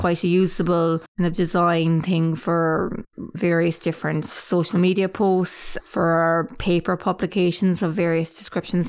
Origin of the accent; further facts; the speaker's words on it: Clonakilty, Munster, Ireland; we're both from Clonakilty.